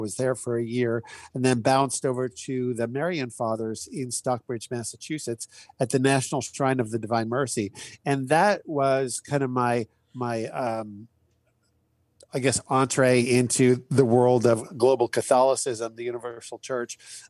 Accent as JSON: {"language": "English", "region": "Saskatchewan", "country": "Canada", "tie": "born or raised there", "said": "I grew up in Saskatchewan, Canada, in a family of nine children on a farm."}